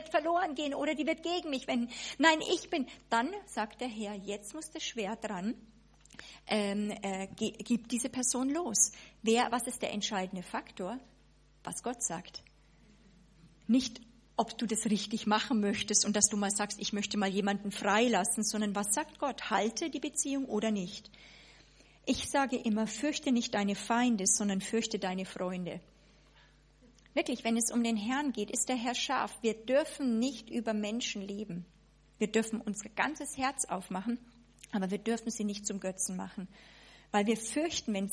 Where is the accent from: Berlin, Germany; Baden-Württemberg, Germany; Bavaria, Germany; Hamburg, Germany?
Bavaria, Germany; Also ich war ja Bayer, ja, sozusagen kam noch nie über die Mainlinie drüber hinaus.